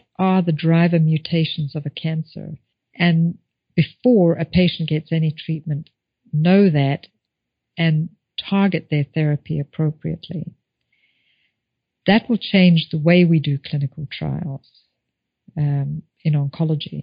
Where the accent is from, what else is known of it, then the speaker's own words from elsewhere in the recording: Zimbabwe; moved away; I think about growing up in Zimbabwe